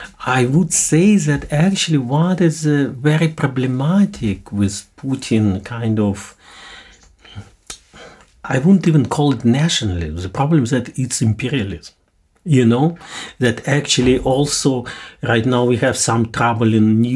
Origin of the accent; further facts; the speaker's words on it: Indonesia; I'm from Indonesia. Okay, I know massacre of communism.